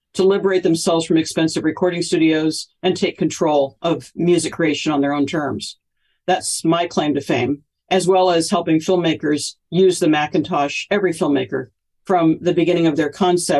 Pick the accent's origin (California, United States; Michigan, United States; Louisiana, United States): California, United States; Cupertino; also born or lived in Hollywood; I grew up in Cupertino. It's my hometown. Still live here.